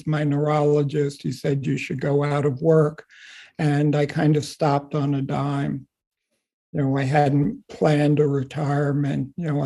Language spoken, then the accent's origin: English; Long Island, New York, United States; moved away as an adult; also born or lived in Pennsylvania / Washington, D.C. / Davis, California; now in Massachusetts, United States; I grew up on Long Island, had a really great family experience